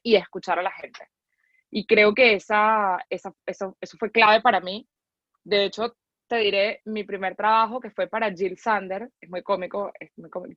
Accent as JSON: {"language": "Spanish", "country": "Venezuela", "said": "somos venezolanos"}